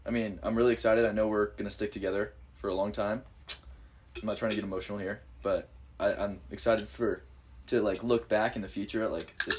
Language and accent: English; the Northwest, Pacific Northwest, United States; We are from the Northwest.